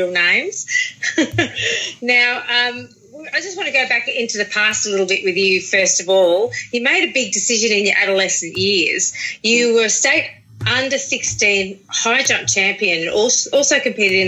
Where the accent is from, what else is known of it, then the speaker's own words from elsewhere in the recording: Victoria, Australia; moved away; Being a former Victorian